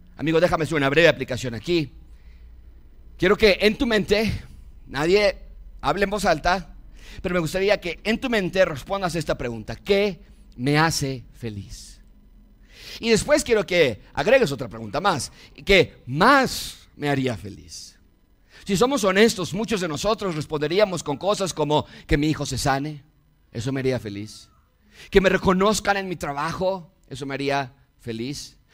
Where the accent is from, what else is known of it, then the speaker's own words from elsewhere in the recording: Mexico; Nací en México